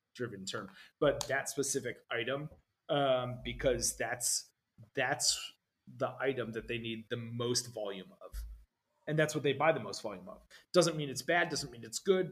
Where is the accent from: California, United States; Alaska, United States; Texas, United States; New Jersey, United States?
New Jersey, United States; my family growing up in New Jersey